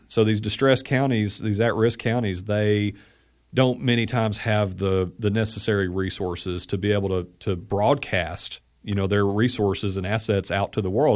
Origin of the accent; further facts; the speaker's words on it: Athens, Tennessee, United States; came back to my hometown of Athens, Tennessee